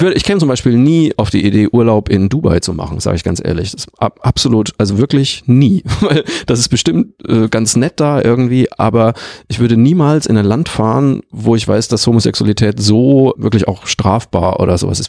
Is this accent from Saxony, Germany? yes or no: no; Bavaria, Germany; moved away; also born or lived in Leverkusen; aus meinem Heimatort